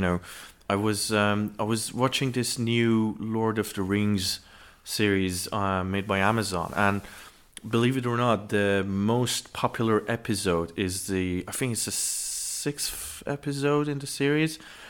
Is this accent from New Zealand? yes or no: no; Tehran, Tehran Province, Iran; moved away as an adult; now in United Kingdom; I was born and raised in Tehran, the capital.